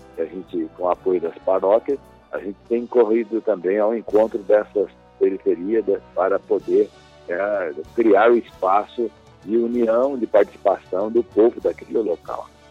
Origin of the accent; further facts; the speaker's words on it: Fartura, São Paulo, Brazil; moved away; sou natural de Fartura, né?